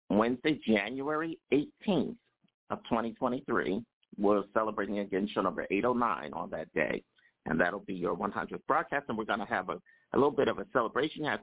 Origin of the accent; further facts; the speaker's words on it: New Jersey, United States; you know, I'm from New Jersey.